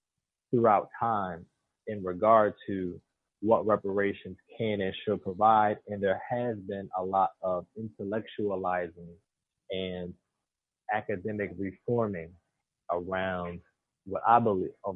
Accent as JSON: {"language": "English", "town": "Philadelphia", "region": "Pennsylvania", "country": "United States", "tie": "born or raised there", "said": "If I was born in Philadelphia County"}